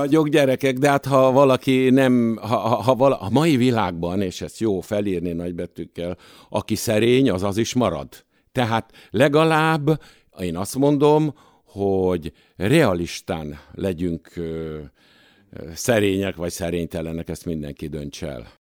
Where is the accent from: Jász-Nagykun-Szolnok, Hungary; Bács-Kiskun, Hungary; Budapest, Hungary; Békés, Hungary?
Budapest, Hungary; Nyolc kerben születtem